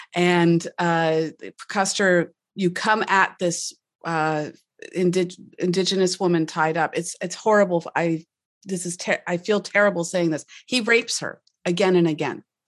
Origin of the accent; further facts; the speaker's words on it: Canada; I'm Canadian